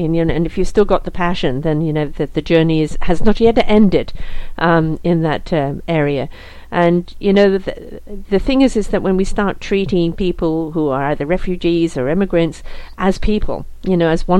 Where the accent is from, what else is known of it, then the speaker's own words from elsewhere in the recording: North West England, United Kingdom; also born or lived in South Africa; now in Canada; I'm British born, actually around the corner from you. I'm Lancashire lass.